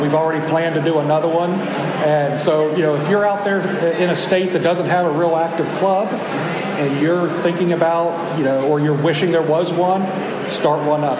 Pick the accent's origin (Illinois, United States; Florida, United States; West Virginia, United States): West Virginia, United States; I'm from West Virginia